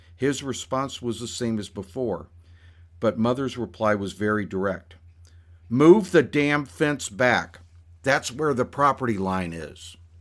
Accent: the American South, United States; one other Southerner in the office besides myself

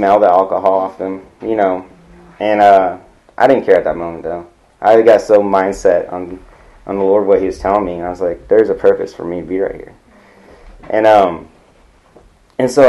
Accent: California, United States; moved away; I come from California

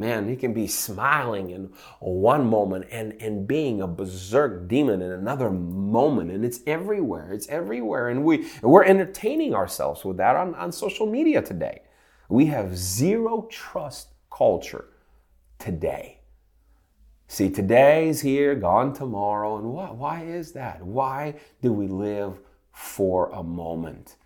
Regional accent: Ukraine; now in Santa Rosa Beach, United States; I grew up in Ukraine, and in nineteen eighties, I was a child of eighties

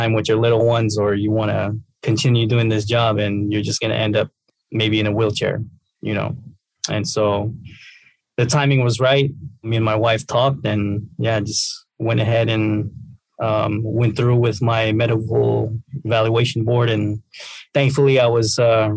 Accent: Tacoma, Washington, United States; I'm a Tacoma native, born and raised, east side Tacoma

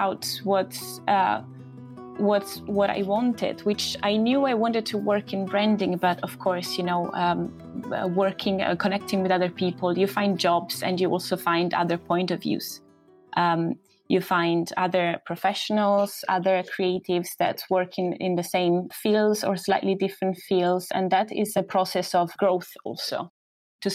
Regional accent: Southern Italy, Italy; moved away as an adult; also born or lived in Rome, Italy; now in London, United Kingdom; I'm from Italy, from south of Italy.

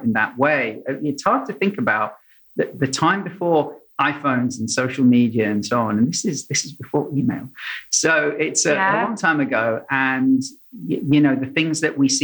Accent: London, United Kingdom; moved away as an adult; also born or lived in Sydney, Australia; I grew up in London, so you've got South London and North London

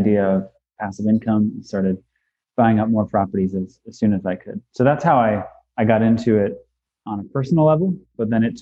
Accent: Western Pennsylvania, United States; I'm born and raised in Western Pennsylvania

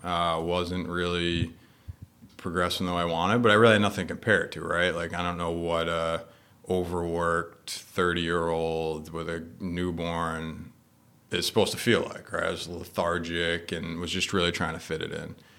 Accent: Westerly, Rhode Island, United States; I grew up in Rhode Island, uh, Westerly, like a little beach town

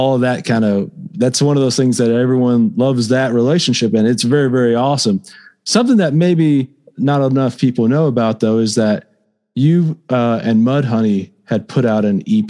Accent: Fort Stockton, Texas, United States; moved away as an adult; now in Lubbock, United States; I grew up in Fort Stockton, and I moved up here to go to school

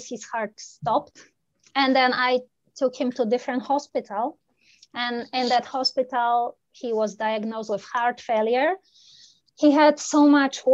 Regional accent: Poland; moved away as an adult; now in Canada; I am originally from Poland

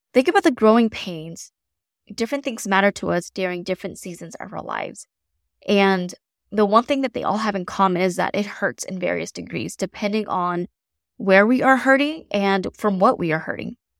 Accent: the South, United States; I'm from the South, so I have never experienced winter like someone from maybe the North or the Midwest

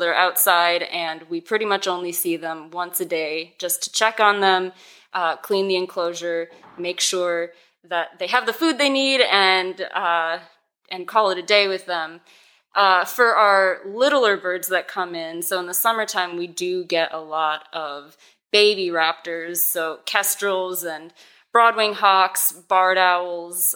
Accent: Racine, Wisconsin, United States; born or raised there; moved away as an adult; also born or lived in Oklahoma

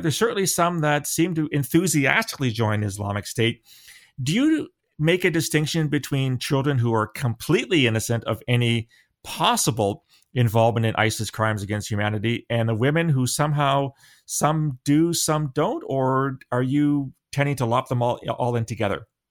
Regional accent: London, Ontario, Canada; where I grew up in London

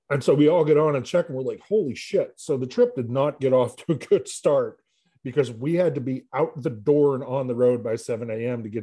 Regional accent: Erie, Pennsylvania, United States; we're all from Erie or have lived in the Erie area.

